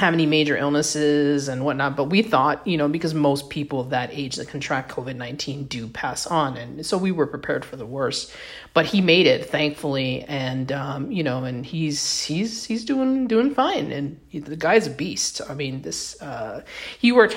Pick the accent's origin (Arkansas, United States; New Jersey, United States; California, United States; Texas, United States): Texas, United States; my home state of Texas